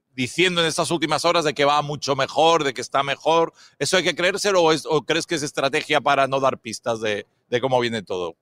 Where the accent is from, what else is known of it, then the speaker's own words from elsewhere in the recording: Spain; nosotros todos venimos de España